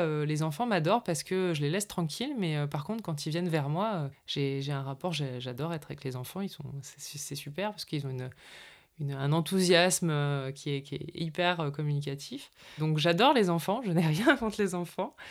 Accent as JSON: {"language": "French", "region": "north of France", "country": "France", "tie": "born or raised there", "moved": "yes", "lives_now": "Carpentras, France", "said": "je viens du nord de la France, donc je suis une ch'ti."}